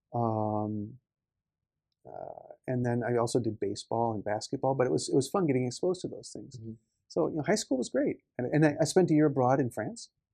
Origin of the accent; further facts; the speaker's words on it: Marshfield, Wisconsin, United States; moved away as an adult; now in Tokyo, Japan; was born in Marshfield, Wisconsin, in the U.S. So a small town